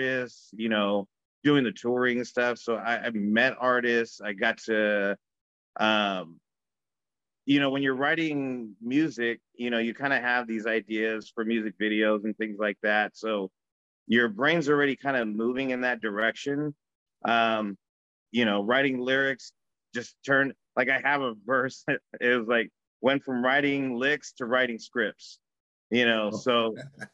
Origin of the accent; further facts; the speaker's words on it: Bakersfield, California, United States; moved away as an adult; now in Los Angeles, United States; I grew up in Bakersfield